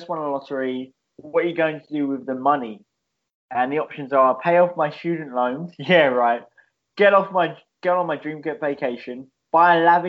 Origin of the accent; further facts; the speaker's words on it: United Kingdom; I'm British